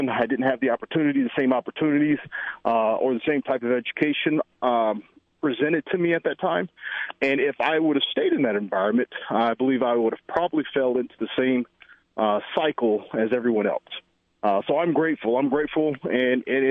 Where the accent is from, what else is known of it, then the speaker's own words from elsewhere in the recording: North Carolina, United States; Growing up in the environment that I grew up in North Carolina, the community was predominantly Black